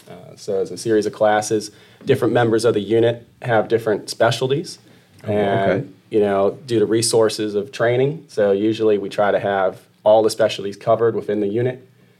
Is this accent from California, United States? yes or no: no; Western New York, United States; moved away as an adult; now in Chesterfield County, Virginia, United States; So I grew up in Western New York. I came down here in 2014. I went to college up there at Fredonia State University.